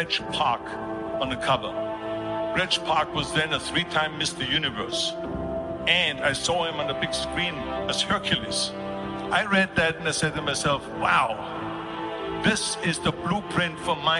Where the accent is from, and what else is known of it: Austria; born or raised there; moved away